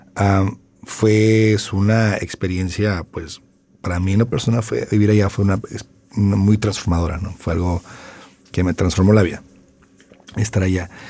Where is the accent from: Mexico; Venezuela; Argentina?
Mexico; Tijuana, Baja California; also born or lived in Los Angeles, California, United States; Crecí en Tijuana, nací en Los Ángeles, ah, pero soy plenamente tijuanense.